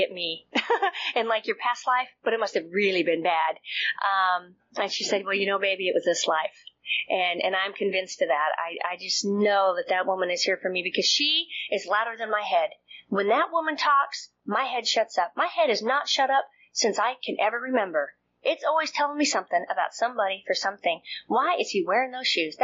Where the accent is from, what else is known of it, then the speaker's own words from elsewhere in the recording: Montana, United States; I'm from Montana